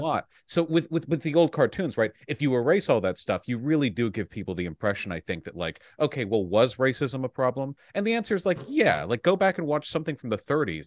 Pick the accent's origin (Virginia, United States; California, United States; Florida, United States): California, United States; Beverly Hills; I grew up in Beverly Hills.